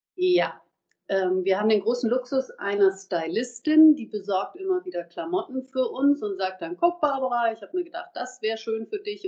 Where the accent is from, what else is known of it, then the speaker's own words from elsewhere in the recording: Erlangen, Bavaria, Germany; moved away as an adult; also born or lived in Munich; now in Mainz, Germany; das ist einfach meine Heimat